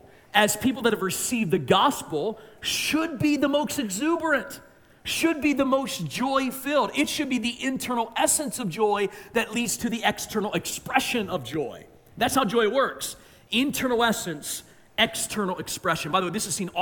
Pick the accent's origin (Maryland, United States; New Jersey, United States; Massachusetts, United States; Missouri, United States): Maryland, United States; I'm from Maryland